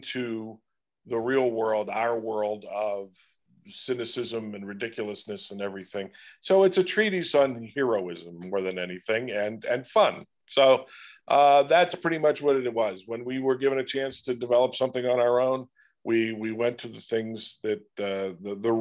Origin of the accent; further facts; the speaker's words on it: Pittsburgh, Pennsylvania, United States; born and raised in Pittsburgh